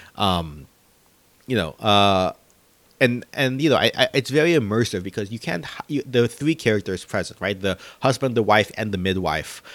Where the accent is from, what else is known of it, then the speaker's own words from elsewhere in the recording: Philippines; moved away; our own home country of the Philippines